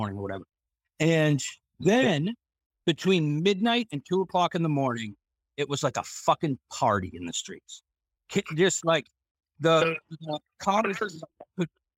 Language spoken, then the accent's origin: English; Boston, Massachusetts, United States; moved away as an adult; growing up in the Boston area